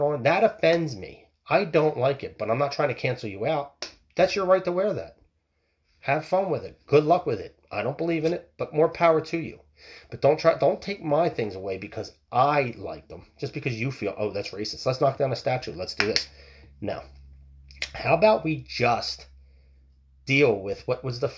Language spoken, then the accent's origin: English; United States; us as smart American people